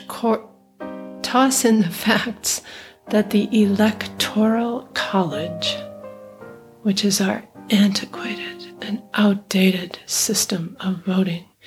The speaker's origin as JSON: {"language": "English", "region": "far upstate New York", "country": "United States", "tie": "born or raised there", "moved": "yes", "lives_now": "Minneapolis, United States", "said": "I grew up in Trump country. I am from deep rural, nearly all white, blue collar, conservative, far upstate New York, the opposite of Manhattan"}